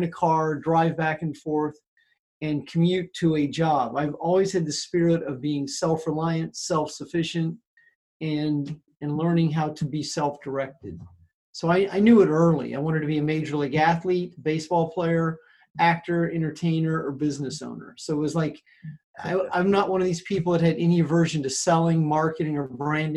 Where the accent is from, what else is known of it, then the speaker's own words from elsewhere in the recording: between Omaha, Nebraska and Kansas City, Missouri, Midwest, United States; moved away as an adult; also born or lived in Los Angeles; now in California, United States; I'm a Midwestern boy originally from right between Omaha, Nebraska and Kansas City, Missouri. I've lived in California for the last 35 years, but I grew up in the Midwest